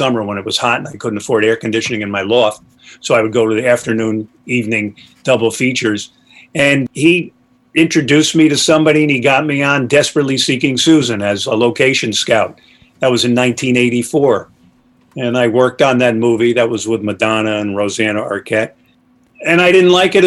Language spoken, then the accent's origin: English; Poughkeepsie, New York, United States; I grew up in Poughkeepsie, New York, and I was living in New York City